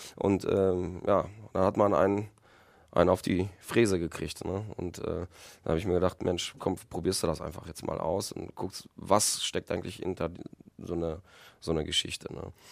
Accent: Recklinghausen, North Rhine-Westphalia, Germany; also born or lived in Poland; ich habe hier meine, meine Kindheit, meine halbe Kindheit und meine, meine Jugend und verbracht in Recklinghausen

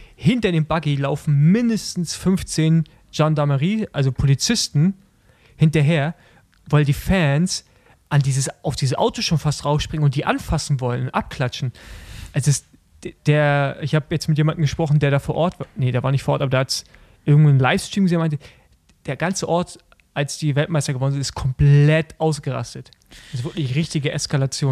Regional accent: Germany; wir sind ja Deutsche und wir sprechen ja, wie wir es lesen

